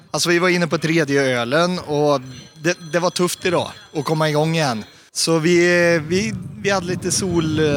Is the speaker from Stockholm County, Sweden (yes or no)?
no; Åmål, Västra Götaland, Sweden